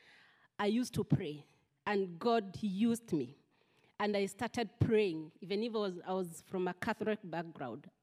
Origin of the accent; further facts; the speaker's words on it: Central Kenya, Kenya; moved away; I come from Kenya, central part of Kenya, and I'm from a family of 20 children